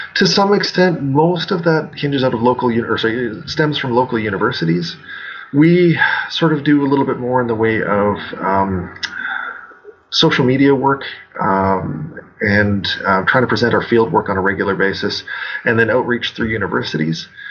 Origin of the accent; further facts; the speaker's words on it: Alberta, Canada; moved away as an adult; now in Saskatchewan, Canada; I grew up in Alberta, the province uh, slightly to the west of Saskatchewan, where I'm currently working.